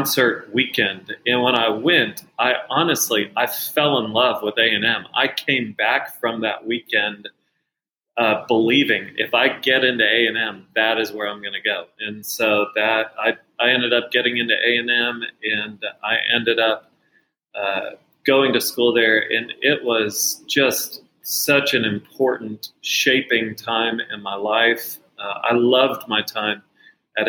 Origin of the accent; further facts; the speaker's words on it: Dallas, Texas, United States; I grew up in Dallas and have two wonderful parents.